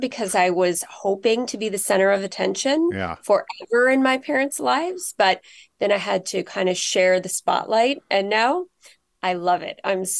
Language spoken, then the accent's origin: English; California, United States; also born or lived in Los Angeles; now in Seattle, United States; And then we moved up to the Bay Area, Silicon Valley, when I was a year old. And that's where I grew up before college, back in LA, and then back to Silicon Valley.